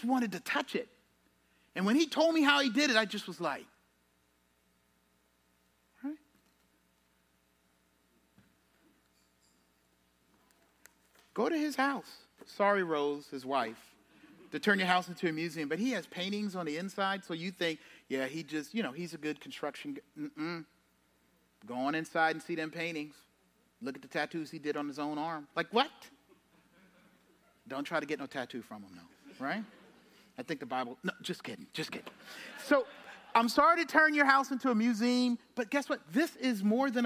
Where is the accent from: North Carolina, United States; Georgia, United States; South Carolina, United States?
South Carolina, United States; Charleston; I'm from Charleston. I'm used to the low country